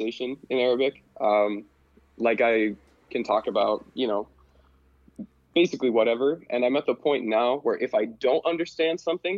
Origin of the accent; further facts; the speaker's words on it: Butte, Montana, United States; moved away as an adult; now in Cairo, Egypt; So I was born and raised in Butte, lived in Butte, Montana my whole life